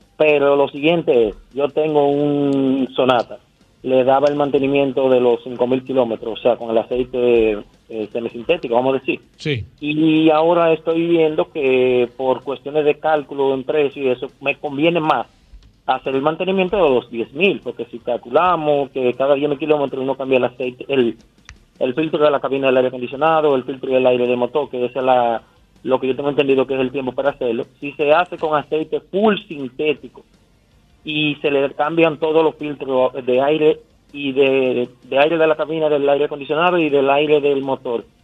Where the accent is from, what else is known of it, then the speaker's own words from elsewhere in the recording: Santiago de los Caballeros, Santiago, Dominican Republic; yo soy de Santiago